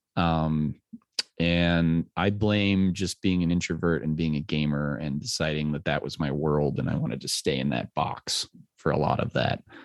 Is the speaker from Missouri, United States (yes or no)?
no; Littleton, Colorado, United States; I grew up in Littleton